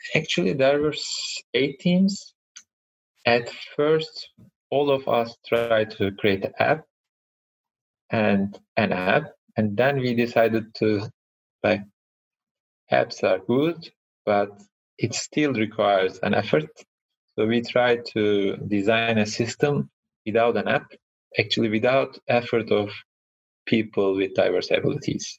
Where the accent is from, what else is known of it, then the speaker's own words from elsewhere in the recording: Ankara, Turkey; moved away as an adult; now in Ireland; I was born in Ankara, which is capital city of Turkey